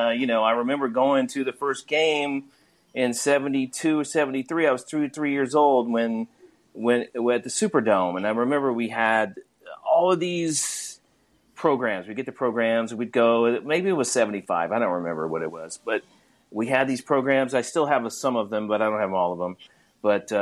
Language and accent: English; Mississippi, United States; moved away as an adult; now in Los Angeles, United States; I grew up in Mississippi